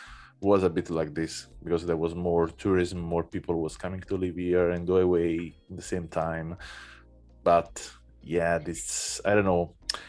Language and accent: English; Naples, Campania, Italy; English is a second language; now in Berlin, Germany; I come from Naples. Oh, you're from Naples? I mean, I was born there and I was living there for half of my life.